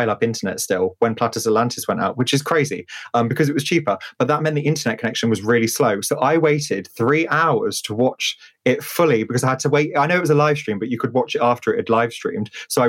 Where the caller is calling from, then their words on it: South West England, United Kingdom; I am currently in Wiltshire at the moment. I was in London yesterday. I have split my life between multiple different places.